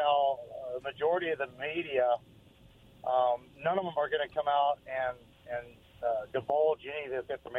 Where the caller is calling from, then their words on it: West Richland, Washington, United States; This is … from West Richland.